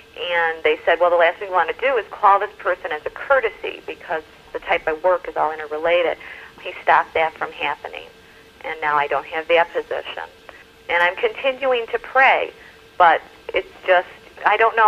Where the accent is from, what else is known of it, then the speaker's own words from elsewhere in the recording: Chicago, Illinois, United States; I'm from Chicago